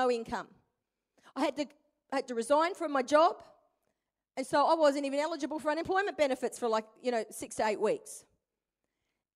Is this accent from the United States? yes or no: no; Perth, Western Australia, Australia; moved away as an adult; also born or lived in Brisbane, Queensland; I'm originally from Perth. To this day, all my family live in Perth